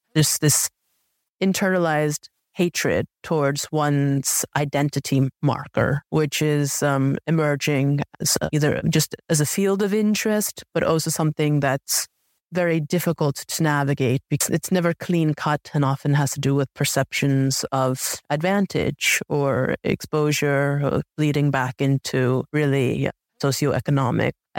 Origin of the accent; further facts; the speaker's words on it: United States; I look Asian, yet I was raised in America, but there I was raised in America because I was adopted